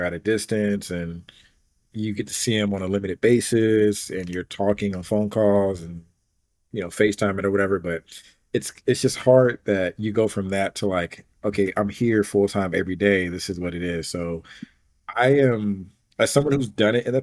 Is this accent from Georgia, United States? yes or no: yes; Atlanta, Georgia, United States; moved away as an adult; now in Dallas, United States; I'm born and raised in Atlanta, Georgia